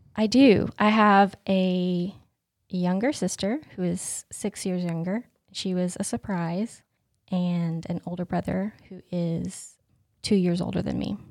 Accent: Whittier, North Carolina, United States; I grew up in Swain County, which, if you don't know where that is, it is west of here

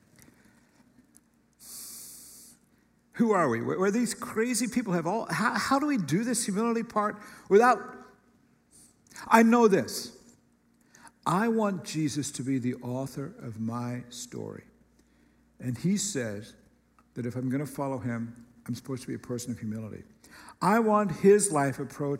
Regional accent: United States; particularly as an American

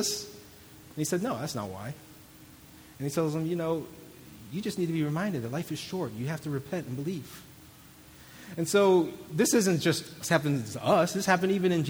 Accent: St. Louis, Missouri, United States; I grew up in St. Louis

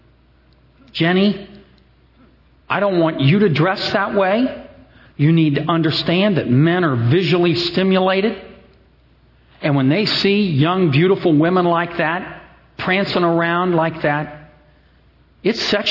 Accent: Cincinnati, Ohio, United States; I come from Cincinnati, the corporate headquarters, worldwide headquarters of Procter & Gamble

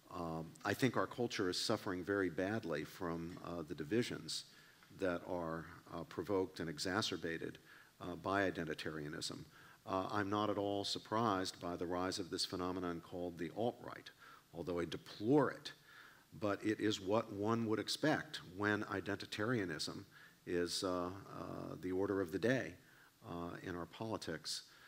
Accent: West Virginia, United States; I grew up in Appalachia, I grew up in West Virginia

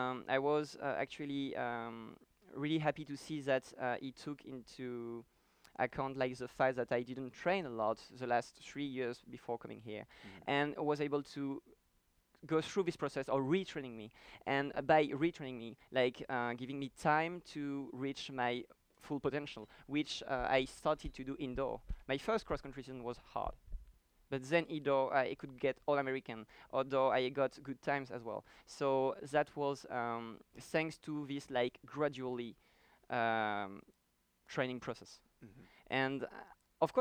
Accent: France; moved away as an adult; now in United States; I come from France

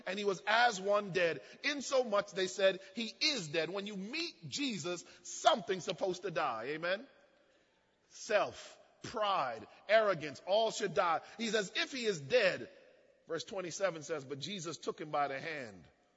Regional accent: United States; also born or lived in Jamaica (ancestry) / Miami; I was born in the States

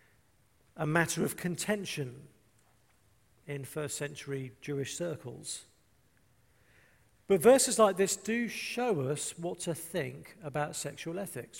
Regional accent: England, United Kingdom; I'm English

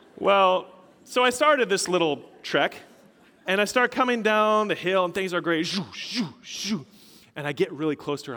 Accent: Colorado, United States; moved away; I'm originally from Colorado.

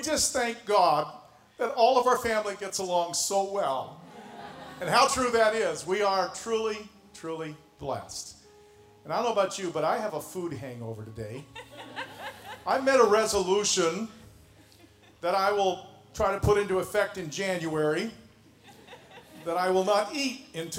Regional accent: Canada; moved away as an adult; now in Indianapolis, United States; So was

